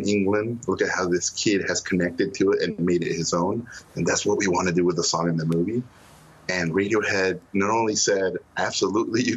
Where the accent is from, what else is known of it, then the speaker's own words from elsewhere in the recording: northern border, Mexico; I grew up in Mexico. I'm from the border.